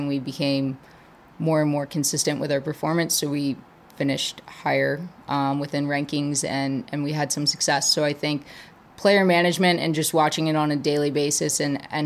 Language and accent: English; Maryland, United States; moved away; also born or lived in Wisconsin; I grew up in Maryland, so I had some East Coast connections.